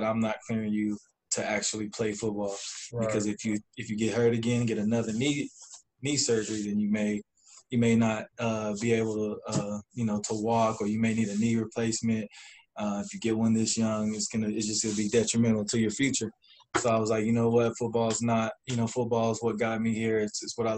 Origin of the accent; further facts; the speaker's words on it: Ennis, Texas, United States; also born or lived in California; now in Flower Mound, United States; I'm from California, born there. Raised in Texas. I moved to Ennis, Texas when I started getting into sports